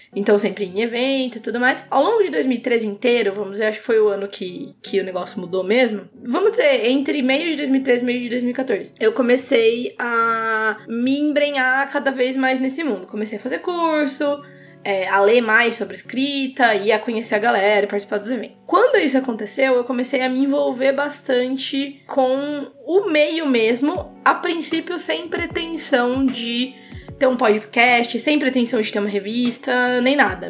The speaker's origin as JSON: {"language": "Portuguese", "region": "interior of São Paulo", "country": "Brazil", "said": "Eu sou do interior de São Paulo"}